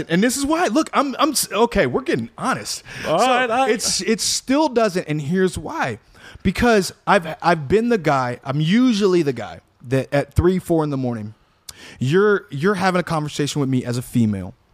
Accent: Chicago, Illinois, United States; I'm from Chicago.

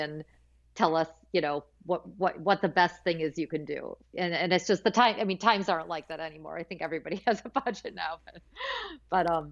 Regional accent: Michigan, United States; I went to Cranbrook for school growing up in Michigan.

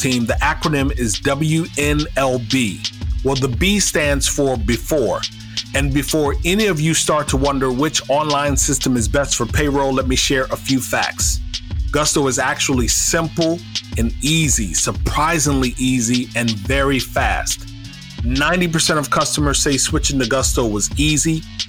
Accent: Florida, United States; I was born in Florida

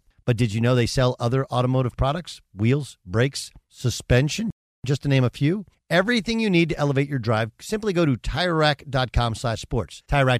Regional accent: Orange, California, United States; I grew up in a city called Orange, California, right? City of Orange. And in Orange County

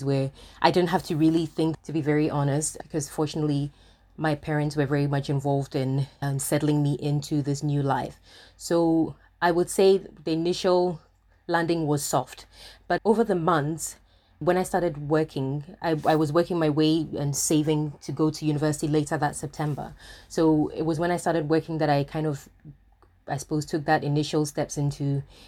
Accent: Ghana; moved away as an adult; also born or lived in Paris, France; now in London, United Kingdom; My hometown is Ghana. And I was 18 when I left to move to London.

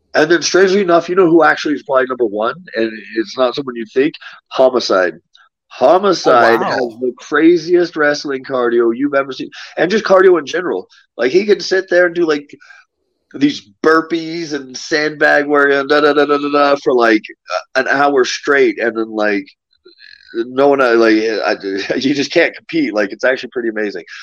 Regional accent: United States; born or raised there; moved away as an adult; now in Mexico City, Mexico

